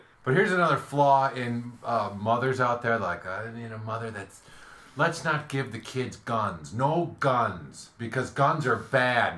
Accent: Wisconsin, United States; now in Los Angeles, United States; we're from Wisconsin

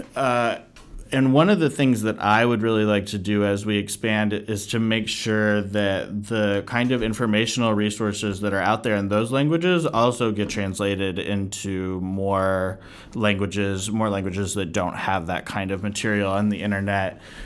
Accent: United States; being an American

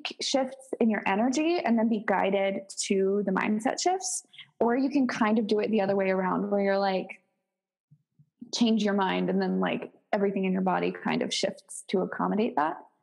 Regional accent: Baltimore, Maryland, United States; moved away; I come from Baltimore and I live like 2.5 hours south

